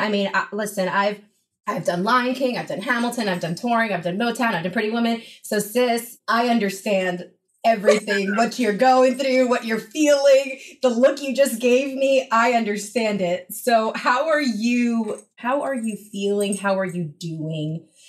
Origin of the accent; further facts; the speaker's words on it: Dominican Republic; Dominicana. Dominicana.